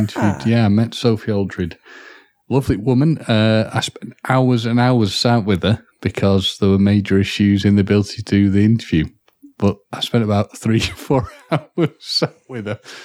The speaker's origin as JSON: {"language": "English", "region": "Wales", "country": "United Kingdom", "said": "as a Welsh person"}